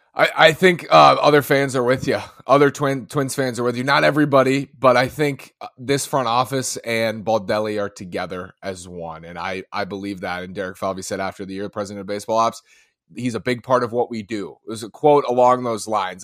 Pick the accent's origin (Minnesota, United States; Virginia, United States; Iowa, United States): Minnesota, United States; I'm a Minnesotan